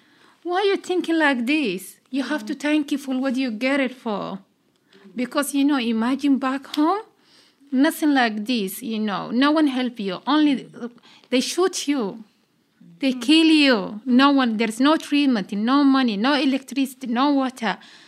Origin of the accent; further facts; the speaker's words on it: Kakuma, Turkana County, Kenya; English is a second language; I'm from Kakuma refugee camp. And since I born, my country was civil war, killing one another, you know.